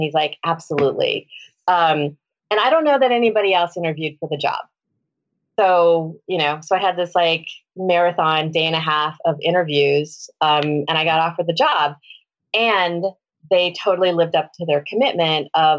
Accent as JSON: {"language": "English", "region": "California", "country": "United States", "also_born_or_lived": "Washington, D.C.", "moved": "yes", "lives_now": "Portland, United States", "said": "I'm originally from the West Coast. I'm originally from California. I live in Portland, Oregon now."}